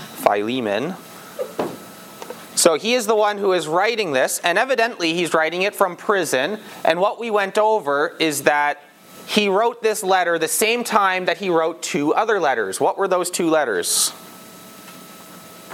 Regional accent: England, United Kingdom; I'm English

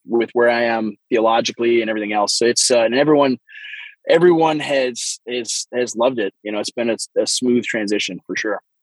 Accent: Waseca, Minnesota, United States; moved away as an adult; I am uh, a pastor in rural southern Minnesota in a very small town, actually, my hometown where I was born and raised, uh, Minnesota

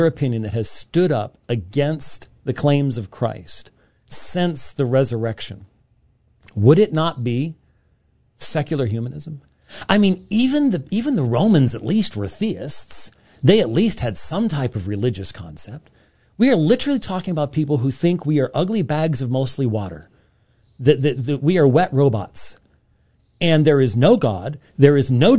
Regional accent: Scotland, United Kingdom; I'm Scottish, and so Scottish people think the world's going to end all

